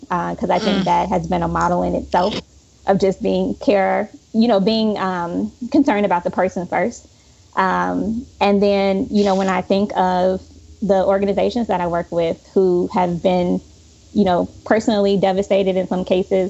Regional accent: Chicago, Illinois, United States; moved away; Chicago, which again is my hometown.

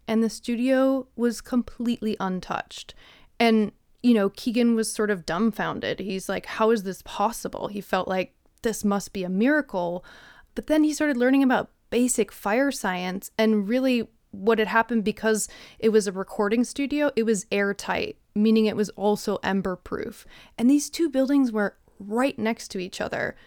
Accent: Midwest, United States; now in Jackson, United States; I'm from the Midwest

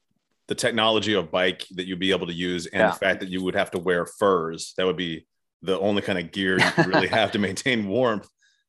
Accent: Arizona, United States; now in Tennessee, United States; So I was born in Arizona, and then, you know, now I live in Tennessee. I've always lived in very warm weather places.

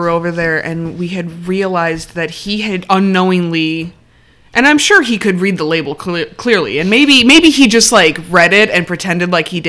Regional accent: Chicago, Illinois, United States; We're from Chicago.

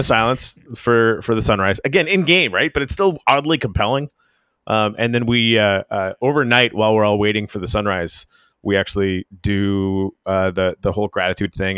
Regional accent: Canadian Arctic, Canada; moved away; I'm from the Canadian Arctic

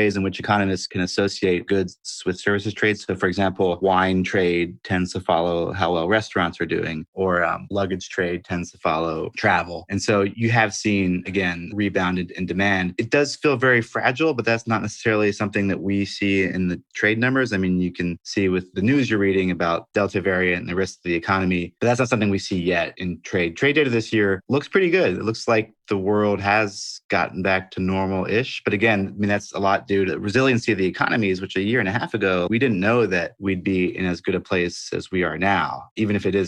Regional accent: Brussels, Brussels-Capital Region, Belgium; I'm from Brussels

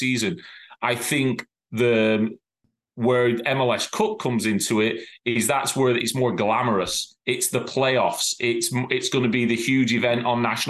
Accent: England, United Kingdom; also born or lived in Ireland (ancestry); now in Cincinnati, United States; As an Englishman, I've grown up with the league champion being the league champion

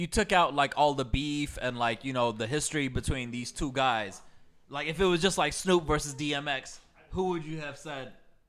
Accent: Atlanta, Georgia, United States; we're from Atlanta.

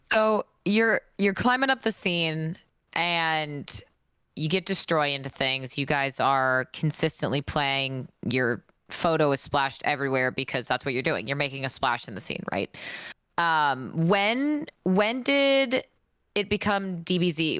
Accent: Seattle, Washington, United States; moved away; I flew back up to my hometown, Seattle

